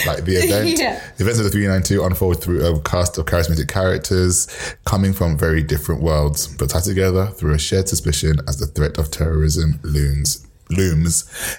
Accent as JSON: {"language": "English", "region": "London", "country": "United Kingdom", "tie": "born or raised there"}